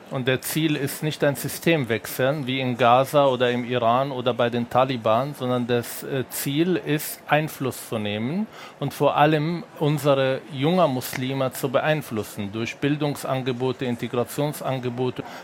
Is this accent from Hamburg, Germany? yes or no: no; Berlin, Germany; Ich komme aus Berlin und ich schaue die Zustände in Neukölln oder in manchen Orten